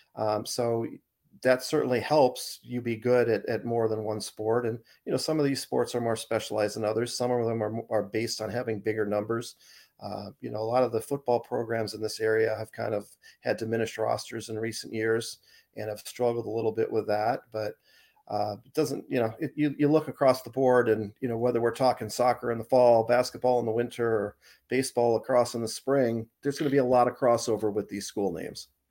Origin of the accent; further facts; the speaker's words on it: Arizona, United States; moved away as an adult; also born or lived in Boston; now in Portland, Maine, United States; I grew up in Ari, Arizona, I moved to Boston after college, and then I moved up to, uh, Portland